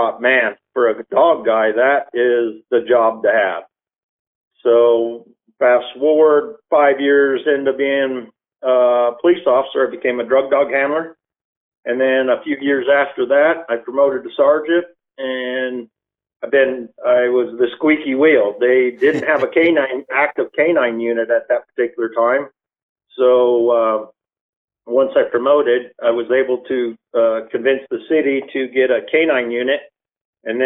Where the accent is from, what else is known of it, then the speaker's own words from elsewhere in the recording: Minnesota, United States; moved away; I'm originally from Minnesota.